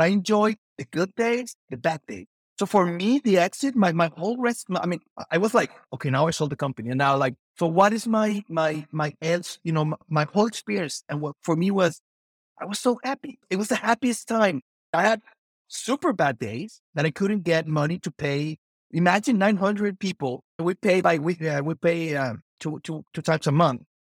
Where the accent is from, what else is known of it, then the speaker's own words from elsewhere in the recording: Mexico; I'm from Mexico, so very traditional family